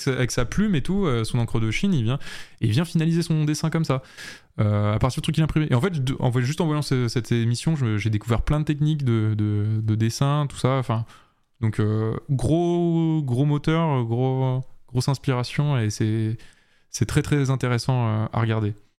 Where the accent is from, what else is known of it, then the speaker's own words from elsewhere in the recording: France; nous en tant que Français